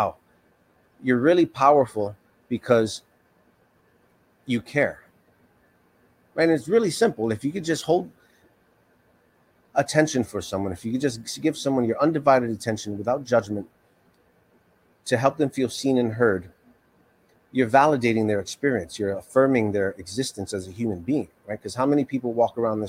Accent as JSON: {"language": "English", "town": "New York City", "region": "New York", "country": "United States", "tie": "born or raised there", "said": "I grew up in New York City"}